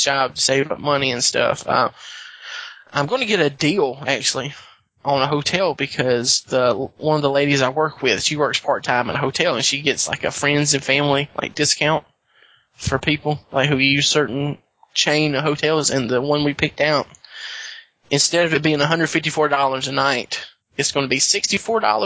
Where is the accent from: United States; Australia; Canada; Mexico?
United States; the South, Southern United States; accent: southern; I start losing my southern accent